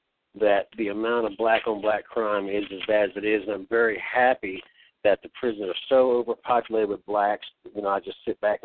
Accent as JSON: {"language": "English", "country": "United States", "tie": "born or raised there", "said": "I grew up just outside D.C., man."}